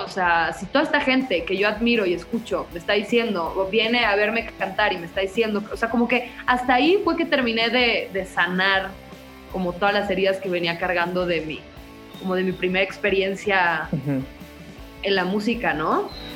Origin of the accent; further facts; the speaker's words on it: Guadalajara, Jalisco, Mexico; Nací en Guadalajara, Jalisco